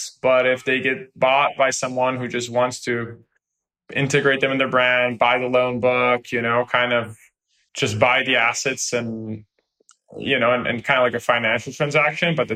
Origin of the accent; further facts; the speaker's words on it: Brazil; now in United States; I come from Brazil